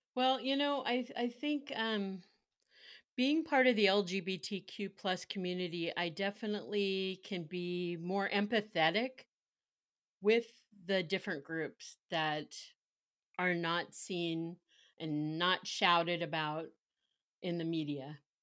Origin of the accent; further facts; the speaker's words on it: Carmichael, California, United States; I grew up in Carmichael